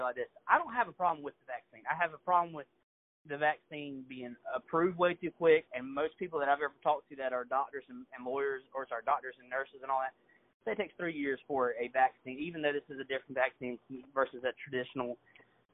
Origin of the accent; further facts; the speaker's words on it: United States; As an American citizen